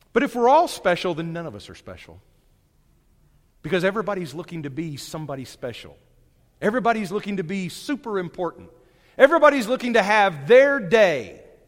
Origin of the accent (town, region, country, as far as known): Brentwood or Winslow, Northwest Arkansas, United States; also born or lived in Texas